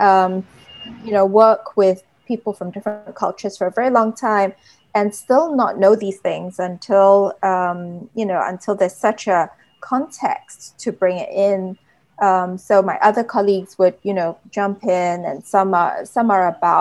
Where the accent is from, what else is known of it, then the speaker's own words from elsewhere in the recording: Singapore; also born or lived in United Kingdom; I'm Singaporean, I've lived in the UK two times